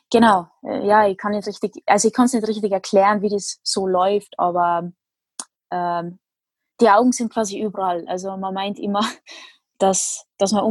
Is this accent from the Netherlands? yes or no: yes; Netherlands; now in Austria; bin zwar bin ich Holländerin, aber ich wohne in Österreich, also so richtig, richtig holländisch fühle ich mich jetzt nicht